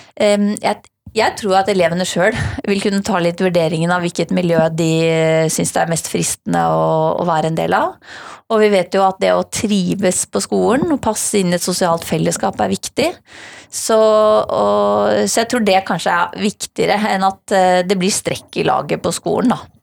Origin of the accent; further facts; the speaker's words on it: Hedmark, Innlandet, Norway; now in Oslo, Norway; jeg har vokst opp i Hedmark